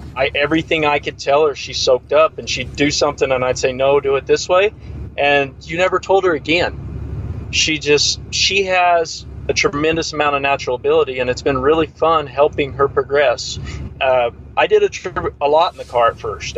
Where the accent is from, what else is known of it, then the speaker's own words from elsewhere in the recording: Great Bend, Kansas, United States; also born or lived in Larned, Kansas; Central Kansas. I'm from Great Bend, actually. It's about 20 miles from Larned, but Larned's where I ended up after I got out of high school